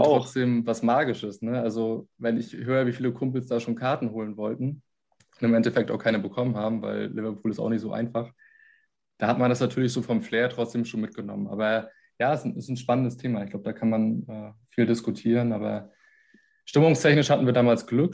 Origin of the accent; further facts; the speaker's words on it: Germany; bei uns in Deutschland